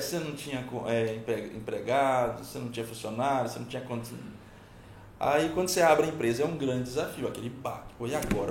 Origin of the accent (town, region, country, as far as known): Pimenta Bueno, Rondônia, Brazil; born or raised there; also born or lived in Paraná